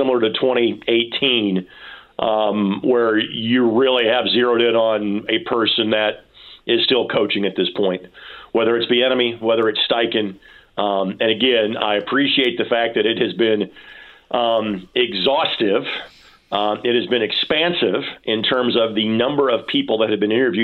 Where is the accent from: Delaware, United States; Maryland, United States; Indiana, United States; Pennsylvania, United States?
Indiana, United States; Lanesville; my hometown